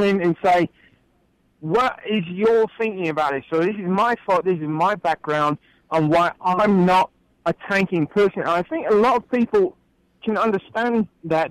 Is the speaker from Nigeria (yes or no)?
no; England, United Kingdom; now in Grand Rapids, United States; growing up in England, being a true football fan, as I am